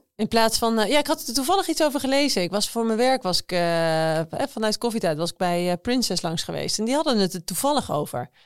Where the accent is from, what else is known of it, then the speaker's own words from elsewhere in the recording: Emmeloord, Flevoland, Netherlands; ik kom dus uit Emmeloord. Dat is een klein dorp ergens in de Flevopolder